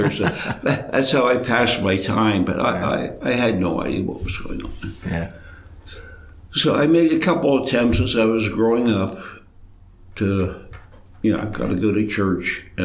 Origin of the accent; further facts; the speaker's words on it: Altoona, Pennsylvania, United States; I was born in Altoona, Orthodox parents, Orthodox families. For reasons I don't know, I was baptized in Johnstown